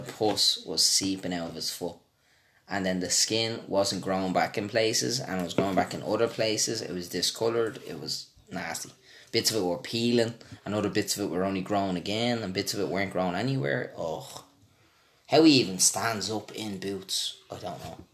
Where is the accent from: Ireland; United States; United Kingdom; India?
Ireland; I was from Ireland